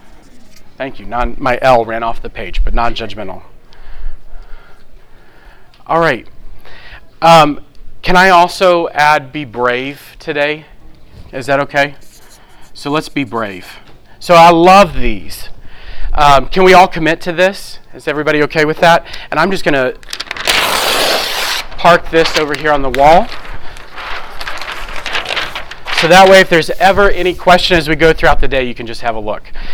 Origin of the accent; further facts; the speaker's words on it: New Orleans, Louisiana, United States; I'm from New Orleans